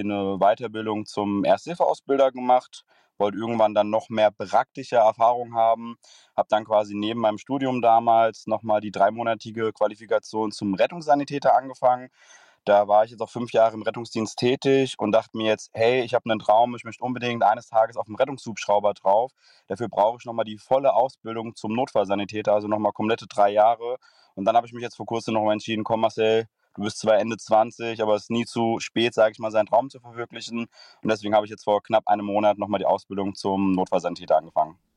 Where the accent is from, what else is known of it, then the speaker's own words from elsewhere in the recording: Frankfurt area, Hesse, Germany; Ich komme aus dem Raum Frankfurt